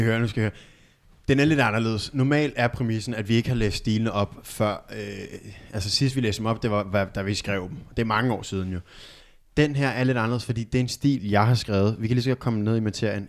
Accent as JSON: {"language": "Danish", "town": "Albertslund", "region": "Capital Region of Denmark", "country": "Denmark", "said": "Vi er tre søskende fra Albertslund"}